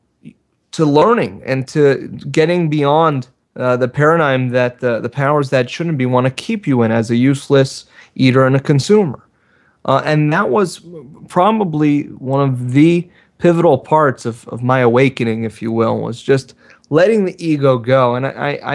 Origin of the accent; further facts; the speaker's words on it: South Florida, United States; as a kid growing up in South Florida in a very cutthroat culture